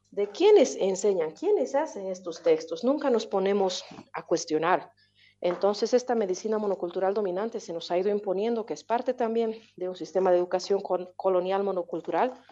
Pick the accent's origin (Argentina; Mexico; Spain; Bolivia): Bolivia; also born or lived in Ghent, Belgium; mi realidad como pueblo boliviano